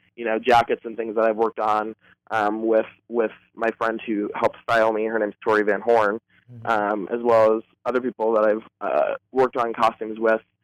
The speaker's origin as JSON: {"language": "English", "town": "Boulder", "region": "Colorado", "country": "United States", "moved": "yes", "lives_now": "Los Angeles, United States", "said": "I'm actually originally from Boulder, Colorado"}